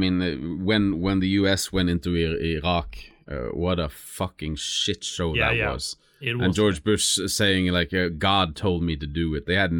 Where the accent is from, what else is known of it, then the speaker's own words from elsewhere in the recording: Lindesnes, Agder, Norway; English is a second language; are being manufactured not far from where my hometown is, Lindesnes, actually.